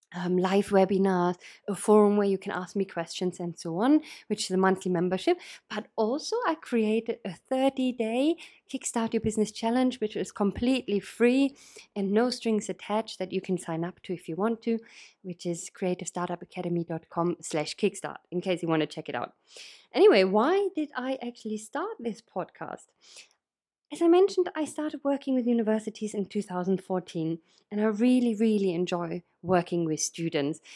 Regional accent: Berlin, Germany; moved away as an adult; now in United Kingdom; I'm originally from Berlin, uh, in Germany

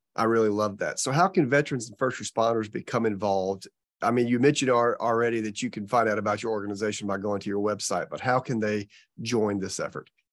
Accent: Georgia, United States; moved away as an adult; now in Florida, United States; I was from Georgia and worked at the University of Georgia

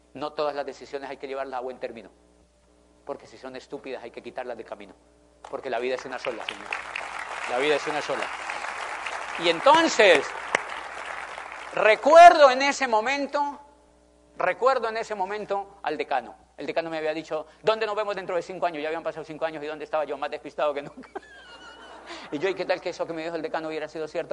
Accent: Colombia; also born or lived in Popayán, Colombia / Spain; yo soy de Colombia

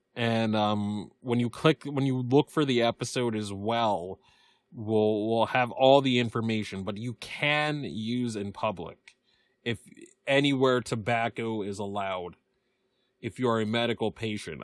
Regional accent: Massachusetts, United States; my home state of legal massachusetts

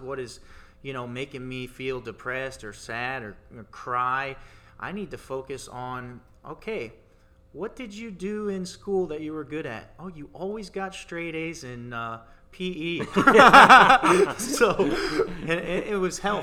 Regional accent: Tampa, Florida, United States; moved away; I'm from Tampa, Florida. I'm recently just moved

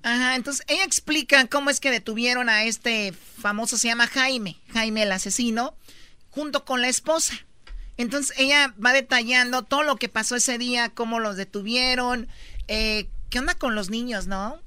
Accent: Los Altos de Jalisco, Mexico; moved away; yo soy de los Altos de Jalisco

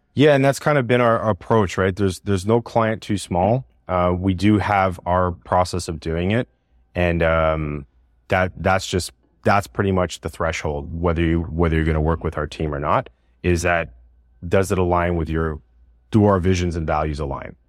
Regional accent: Montreal, Quebec, Canada; moved away as an adult; also born or lived in Toronto; I was the guy from Montreal that was working in Toronto

